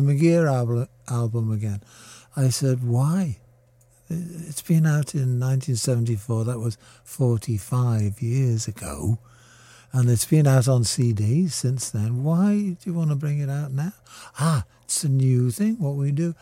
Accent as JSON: {"language": "English", "town": "Liverpool", "region": "North West England", "country": "United Kingdom", "said": "I'm a Scouser"}